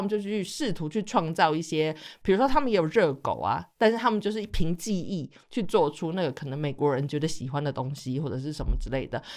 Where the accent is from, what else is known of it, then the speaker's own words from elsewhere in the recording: Taiwan; 像外省的孩子的话，我们就是撒盐巴。因为我家的话，我的吃法一直都是撒盐巴在上面这样子